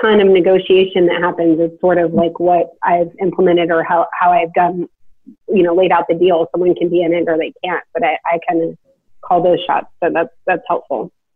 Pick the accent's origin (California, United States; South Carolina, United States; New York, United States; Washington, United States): California, United States; Sacramento; now in Nashville, United States; I'm from Sacramento, you know, my, I mean, my parents are amazing